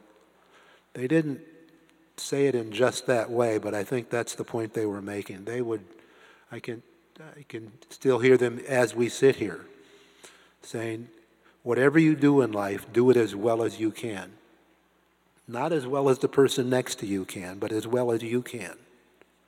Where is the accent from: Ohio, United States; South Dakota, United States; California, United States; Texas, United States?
Ohio, United States; Canton; somebody like me growing up in Canton, Ohio